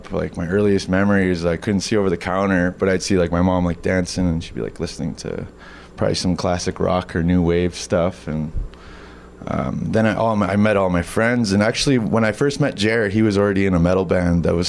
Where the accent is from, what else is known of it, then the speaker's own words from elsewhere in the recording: Siksika Nation, Alberta, Canada; we're from Siksika Nation, Alberta